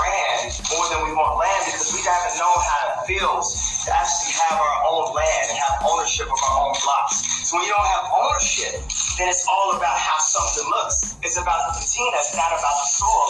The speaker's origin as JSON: {"language": "English", "town": "Chicago", "region": "Illinois", "country": "United States", "tie": "born or raised there", "said": "my hometown of Chicago"}